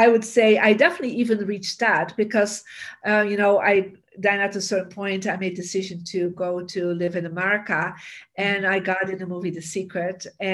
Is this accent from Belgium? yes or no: yes; Bruges, Flanders, Belgium; moved away as an adult; now in United States; I am from Belgium originally, from a beautiful city called Bruges, you know, the Venice of the North